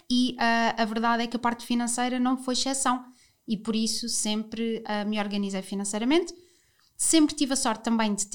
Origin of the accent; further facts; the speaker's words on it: Lisbon, Portugal; eu, que sou lisboeta, saí de Lisboa pela primeira vez. Eu nunca estudei fora, eu nunca hum, sei lá, nunca tive assim, nunca morei noutro sítio, portanto sempre morei em Lisboa.